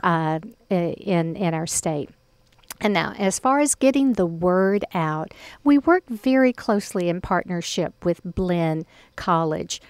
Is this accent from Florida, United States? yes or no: no; Mount Pleasant, Texas, United States; my hometown of Mount Pleasant